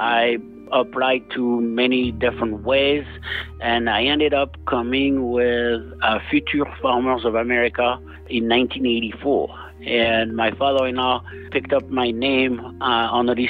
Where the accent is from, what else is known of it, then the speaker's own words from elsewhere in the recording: Beaujolais, Auvergne-Rhône-Alpes, France; English is a second language; moved away as an adult; now in Wisconsin, United States; I grew up in Beaujolais